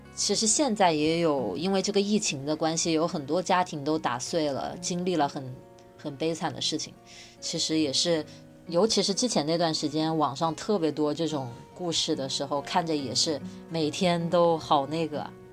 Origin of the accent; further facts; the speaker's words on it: China; 我们在国内成长